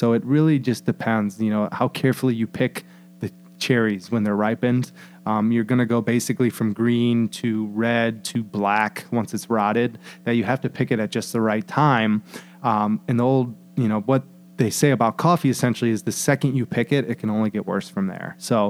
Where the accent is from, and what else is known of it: Sandusky, Ohio, United States